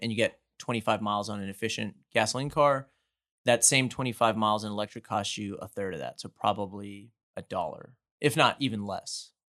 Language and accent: English; Houston, Texas, United States; born and raised in Houston